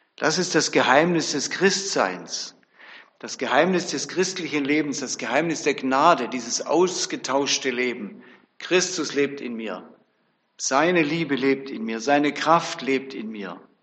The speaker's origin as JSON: {"language": "German", "town": "Bebenhausen", "region": "Baden-Württemberg", "country": "Germany", "said": "Ich komme aus Bebenhausen, so ein kleines Dörfle bei Tübingen"}